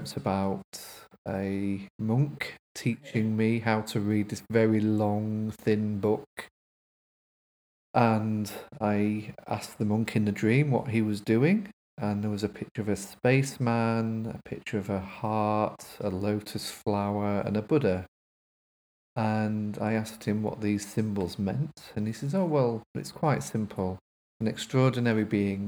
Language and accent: English; Grimsby, Yorkshire and the Humber, United Kingdom; now in Leeds, United Kingdom; I'm from Grimsby originally, from a council estate that has been wiped off the face of the earth now